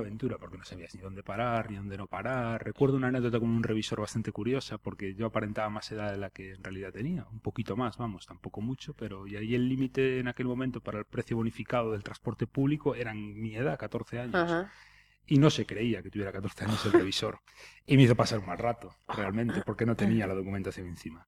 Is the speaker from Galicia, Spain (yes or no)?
yes; Bueu, Galicia, Spain; also born or lived in Barcelona / Murcia / Pontevedra / Poio; soy de huevo y, así me lo, llevo en la sangre, ¿no? Y, de hecho ahora mismo resido allí